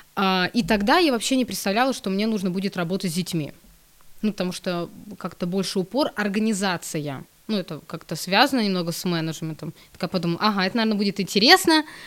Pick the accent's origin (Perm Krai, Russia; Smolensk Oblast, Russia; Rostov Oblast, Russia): Smolensk Oblast, Russia; я сама из Смоленской области